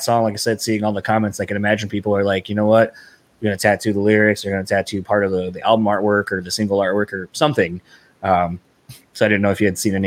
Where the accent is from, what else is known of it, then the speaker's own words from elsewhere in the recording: East Coast, United States; moved away; growing up in the East Coast, most of my family would say roof